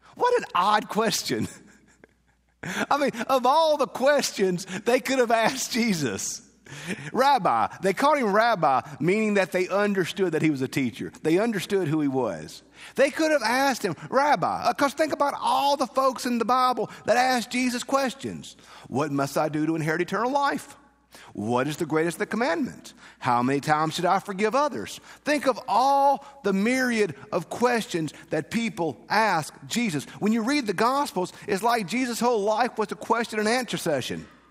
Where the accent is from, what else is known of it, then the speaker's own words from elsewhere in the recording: Bogue Chitto, Mississippi, United States; moved away; I'm from Bogacheta, that has a certain meaning to it. Small town, everybody knew each other, not a whole lot going on.